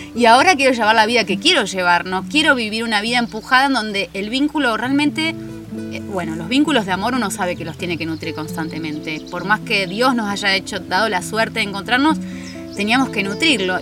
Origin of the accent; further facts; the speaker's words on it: Mar del Plata, Buenos Aires Province, Argentina; now in Capilla del Monte, Argentina; soy marplatense, nací en Mar del Plata, en la provincia de Buenos Aires